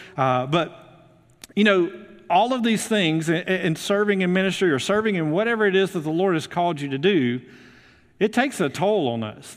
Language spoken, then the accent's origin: English; Muscle Shoals, Alabama, United States; moved away as an adult; also born or lived in Houston, Texas / Memphis, Tennessee; now in North Alabama, United States; I'm originally from Muscle Shoals